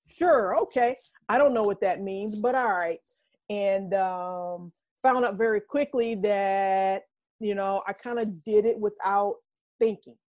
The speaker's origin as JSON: {"language": "English", "town": "Reidsville", "region": "North Carolina", "country": "United States", "tie": "born or raised there", "also_born_or_lived": "Norfolk, Virginia / Brooklyn, New York", "moved": "as an adult", "lives_now": "Harlem, New York, United States", "said": "I'm a transplant from North Carolina"}